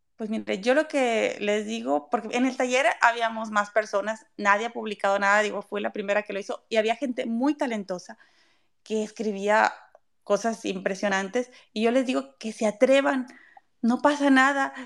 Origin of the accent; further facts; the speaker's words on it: Mexico; yo soy mexicana y es lo que conozco